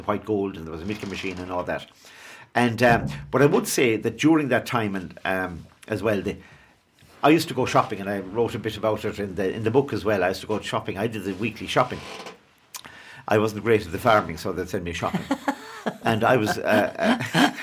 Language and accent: English; Ireland; we grew up near Shannon Airport, as well, it's right across the river